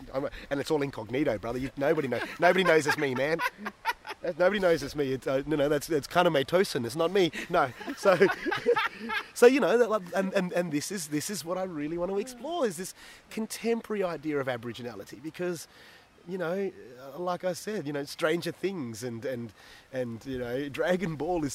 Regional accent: Belmont, Western Australia, Australia; also born or lived in Armidale, New South Wales; I remember being a young 17-year-old growing up in Armidale, and 15-year-old growing up in places like Belmont

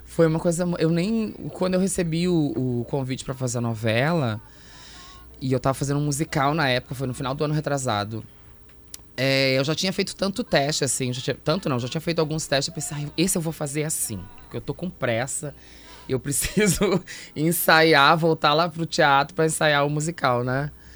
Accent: Santo Ângelo, Rio Grande do Sul, Brazil; moved away as an adult; now in Porto Alegre, Brazil; sou de Santo Ângelo.

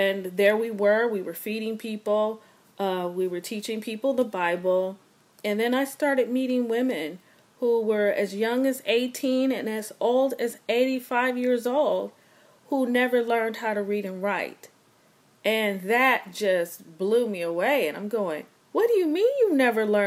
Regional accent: Los Angeles, California, United States; I'm from Los Angeles. I often make people laugh because I say I'm the little black girl from Crenshaw and Vernon in the Crenshaw district of Los Angeles.

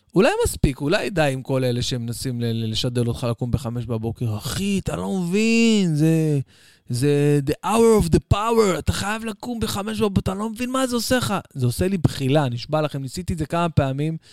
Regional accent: Israel

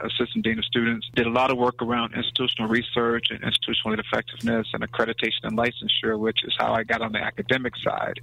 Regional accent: Mississippi, United States; also born or lived in West Palm Beach, Florida; now in Atlanta, United States; I'm originally from West Palm Beach, Florida, and spent my adolescent years in Mississippi

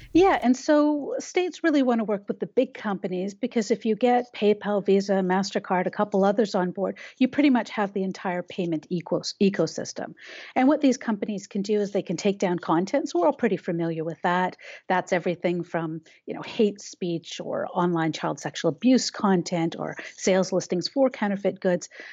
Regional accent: Canada; We have a Canadian view

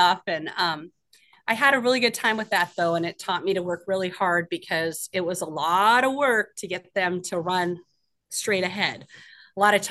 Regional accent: Ketchikan, Alaska, United States; I grew up here in Ketchikan, Alaska. I moved here when I was 5 years old

